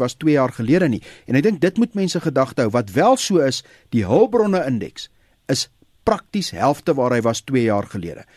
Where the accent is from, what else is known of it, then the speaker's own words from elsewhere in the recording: South Africa; my en jou as Suid-Afrikaners